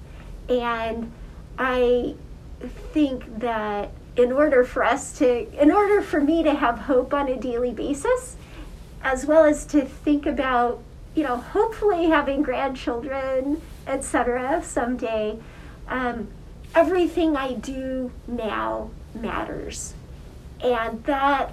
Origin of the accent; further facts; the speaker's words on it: Wyoming, United States; moved away; I grew up in Wyoming